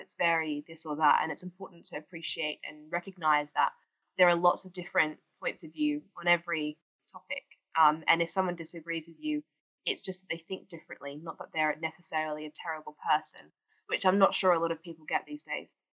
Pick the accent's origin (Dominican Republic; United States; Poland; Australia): Australia; now in United Kingdom; as you can hear from my accent, I'm originally from Australia, and um, summers aren't exactly grey and rainy where I'm from.